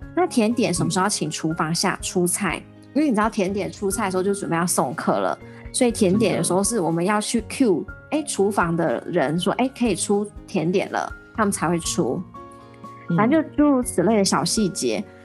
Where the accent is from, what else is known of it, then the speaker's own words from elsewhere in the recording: Taiwan; 我们台湾人